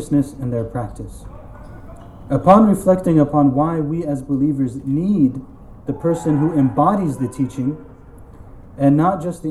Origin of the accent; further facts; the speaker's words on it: United States; I grew up in the American Muslim masjid.